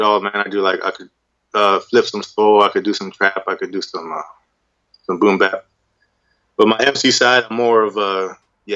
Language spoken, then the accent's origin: English; Oceanside, California, United States; I'm from Oceanside, California, born and raised.